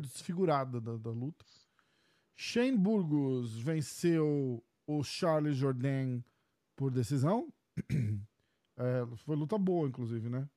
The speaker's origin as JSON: {"language": "Portuguese", "country": "Brazil", "said": "a gente é do Brasil"}